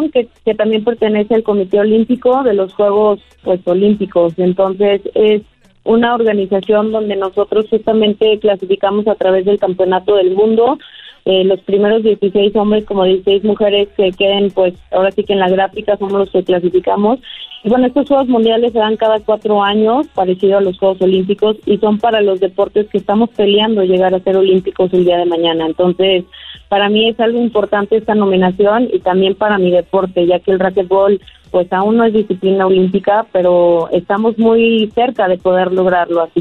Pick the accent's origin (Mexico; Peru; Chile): Mexico; Soy la única mexicana, eh, mi deporte está ahí